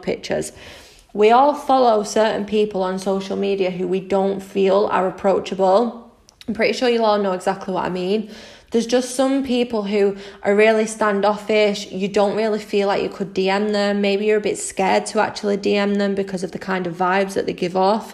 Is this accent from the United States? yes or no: no; Manchester, North West England, United Kingdom; I'm 25 from Manchester in the UK